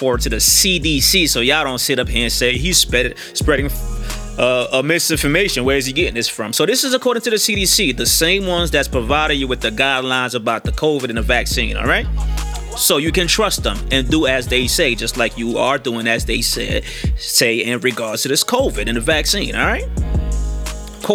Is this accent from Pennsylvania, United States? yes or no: no; New York City, New York, United States; I'm from New York City, Queens, South Jamaica, Queens.